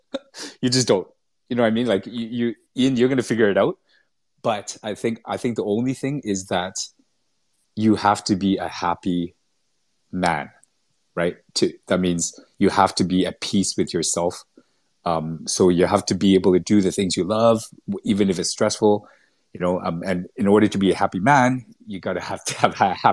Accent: Vancouver, British Columbia, Canada; moved away as an adult; also born or lived in Singapore / Malaysia; I was brought up in Vancouver in Canada

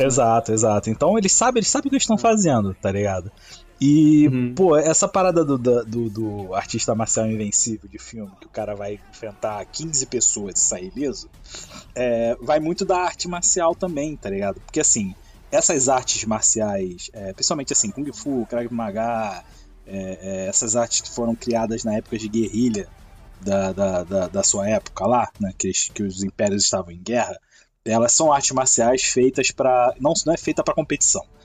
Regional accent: Rio de Janeiro, Brazil; accent: chiado; os três somos cariocas

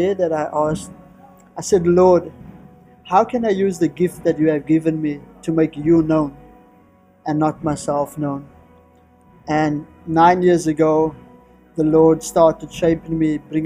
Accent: Cape Town, Western Cape, South Africa; from South Africa, all the way in Cape Town, from a little community called Ocean View, which is at the very southern tip of Africa.

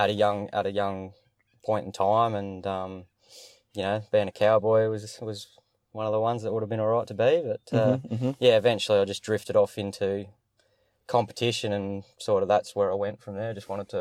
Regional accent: Allendale, South Australia, Australia; Yeah, so I'm a local boy. I grew up down in Allendale, went to Allendale Primary School down there. Moved up, went to Mount High in year 8 from there, went on to there.

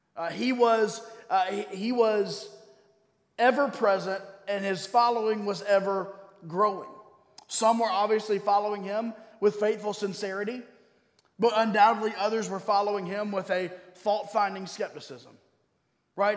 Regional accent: Durham, North Carolina, United States; also born or lived in Baltimore; I grew up here in Durham

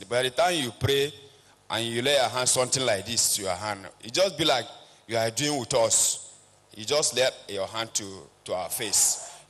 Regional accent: Yola, Adamawa, Nigeria; I'm from Adamawa State, Yola.

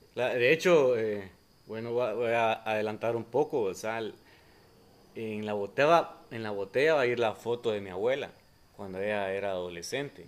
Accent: Guatemala; como chapines

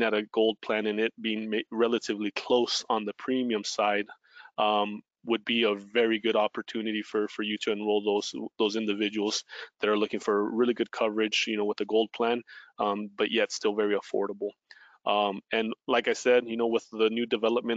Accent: California, United States; moved away as an adult; now in Utah, United States; I'm originally from California

